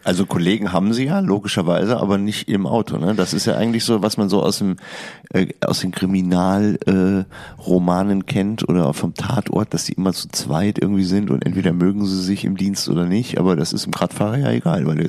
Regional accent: Hilden, North Rhine-Westphalia, Germany; Ich bin in Hilden geboren

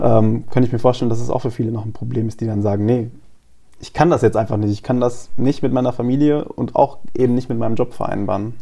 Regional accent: North Rhine-Westphalia, Germany; moved away; meiner Heimat in Nordrhein-Westfalen

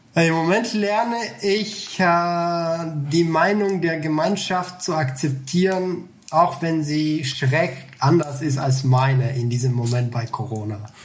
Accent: Bulgaria; moved away as an adult; Also ich komme aus Bulgarien. Ich habe mhm. bis 19 Jahre dort gelebt.

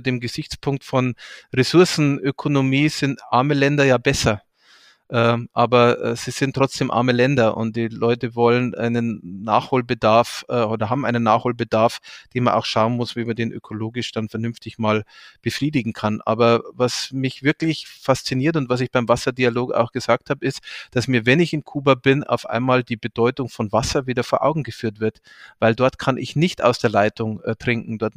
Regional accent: Deggendorf, Bavaria, Germany; auch in meiner Heimatstadt äh, Deckendorf mich der örtlichen Amnesty International Gruppe angeschlossen.

